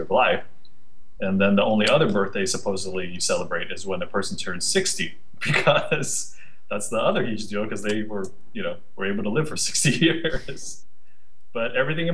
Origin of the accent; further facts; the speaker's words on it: United States; growing up in the States and being the youngest child of four and the only one born in the States